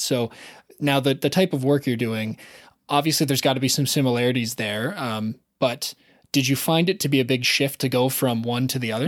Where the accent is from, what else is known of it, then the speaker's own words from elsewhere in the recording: Southern Ontario, Canada; I grew up in Southern Ontario, and so I never had to move more than an hour